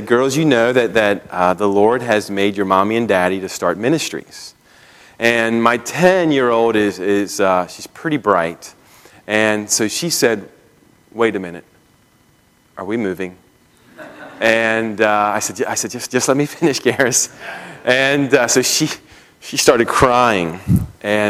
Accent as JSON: {"language": "English", "area": "just outside of Baltimore", "region": "Maryland", "country": "United States", "tie": "born or raised there", "also_born_or_lived": "Pennsylvania / St. Louis / Missouri / Minnesota", "moved": "as an adult", "said": "I grew up in Maryland, just outside of Baltimore"}